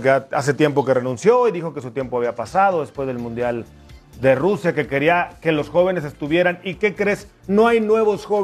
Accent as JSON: {"language": "Spanish", "country": "Mexico", "said": "como mexicano"}